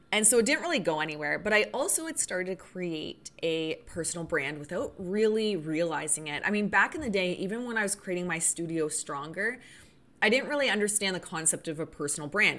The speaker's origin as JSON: {"language": "English", "country": "Canada", "said": "I'm Canadian"}